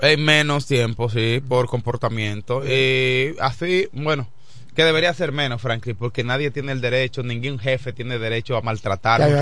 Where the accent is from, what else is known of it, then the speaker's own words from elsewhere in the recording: Dominican Republic; ¿cuántas cosas pasan en la República Dominicana? Ese es nuestro país